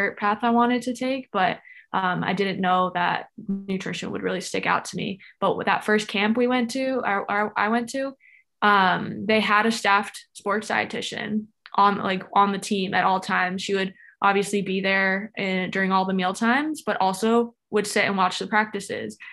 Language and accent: English; Florida, United States; I was born and raised in Florida.